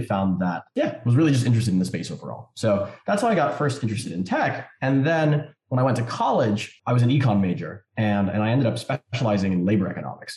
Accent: New York City, New York, United States; I grew up in New York City

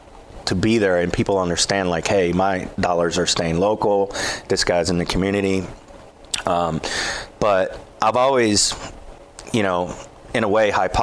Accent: Columbia, Tennessee, United States; born there; I was born in Columbia.

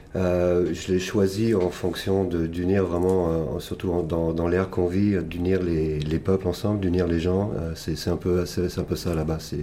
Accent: Paris region, Île-de-France, France; moved away as an adult; also born or lived in Montpellier / Canada; now in Toronto, Canada; je, je, suis, né à Montpellier à l'origine, j'ai grandi dans la région parisienne, j'ai fait un peu mes études à Paris

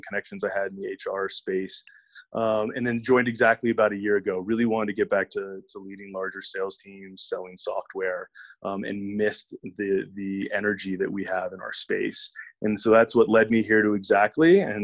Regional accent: Virginia, United States; moved away as an adult; now in Denver, United States; I'm originally from Virginia and relocated out here to Denver back in 2012

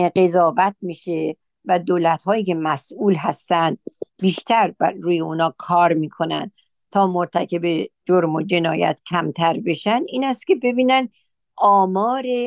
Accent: Iran; moved away as an adult; ما در اون مملکت بزرگ شدیم پیر شدیم

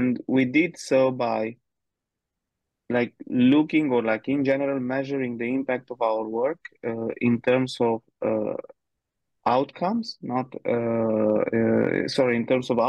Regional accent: Romania; moved away as an adult; now in Budapest, Hungary; I'm originally from Romania. Been living in Budapest in Hungary for the past almost eight years now

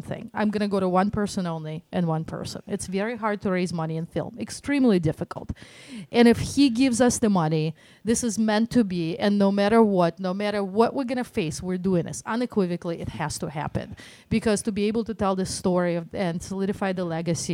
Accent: Moscow, Russia; accent: Russian Detroit; now in Detroit, United States; I grew up in Moscow.

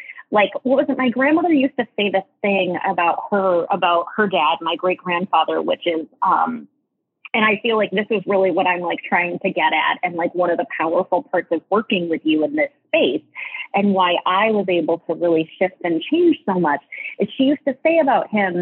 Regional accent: New England, United States; I was born in New England

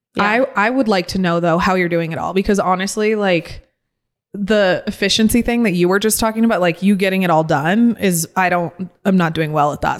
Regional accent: San Diego, California, United States; moved away; I grew up in San Diego right. and then I moved here

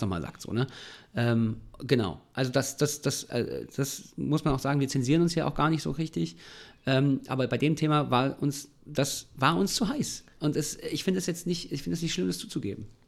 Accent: Germany; gerade als Deutsche ist es super schwierig

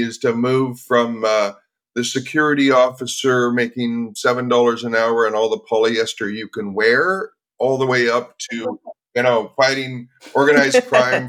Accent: Vancouver, British Columbia, Canada; I grew up in Vancouver, up in Canada

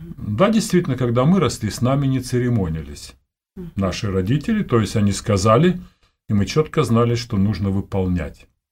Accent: Siberia, Omsk Oblast, Russia; moved away as an adult; also born or lived in Almaty / Bishkek (Frunze); Родился я в Сибири, вот, в холодной, в Омской области – после 10 классов э, переехал в Омск, областной город большой.

